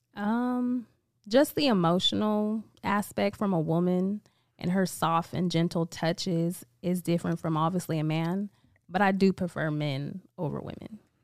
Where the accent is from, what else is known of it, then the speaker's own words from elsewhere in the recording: Vallejo, California, United States; I'm from Vallejo, California